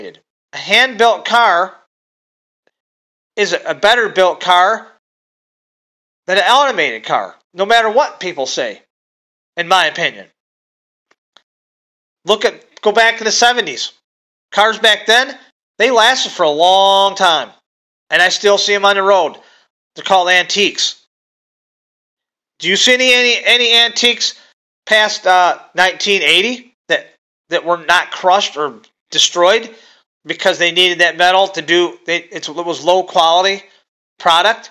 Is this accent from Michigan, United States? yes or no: yes; Michigan, United States; I'm from Michigan